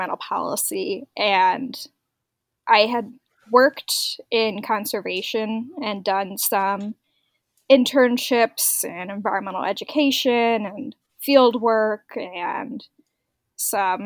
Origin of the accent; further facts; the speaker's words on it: Northwest Indiana, United States; I am from Northwest Indiana. I live in a town called Valparaiso